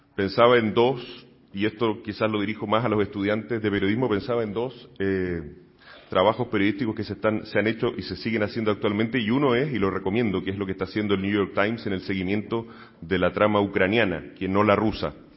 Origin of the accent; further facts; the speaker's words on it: Chile; now in Spain; trabajé durante muchos años en medios de comunicación en mi país, en Chile